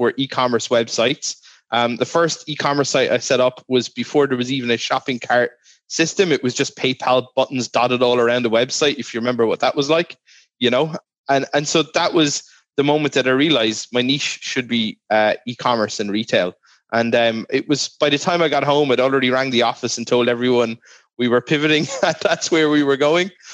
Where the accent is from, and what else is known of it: Ireland; born or raised there